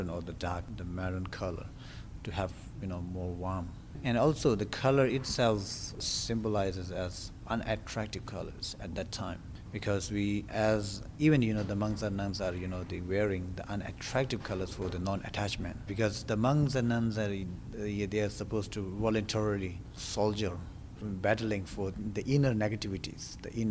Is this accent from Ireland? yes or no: no; India; I was born in India, just, you know, nearby the monasteries. And then I joined with the monastery when I was 9